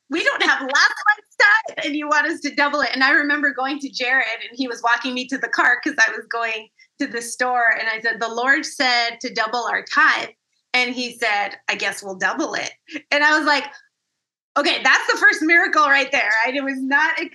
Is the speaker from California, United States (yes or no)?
yes; California, United States; So, we are both from California